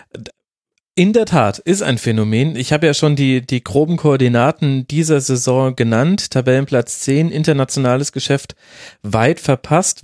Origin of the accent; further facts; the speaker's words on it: Bavaria, Germany; als Bayer